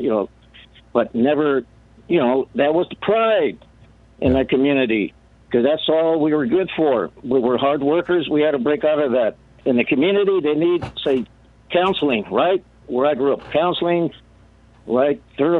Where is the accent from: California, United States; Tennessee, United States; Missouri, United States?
California, United States; San Gabriel Valley; I grew up in the San Gabriel Valley.